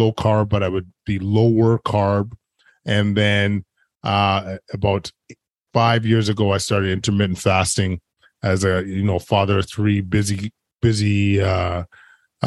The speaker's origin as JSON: {"language": "English", "town": "Edmonton", "region": "Alberta", "country": "Canada", "tie": "born or raised there", "said": "I was actually born and raised in Edmonton, which is a huge hockey town"}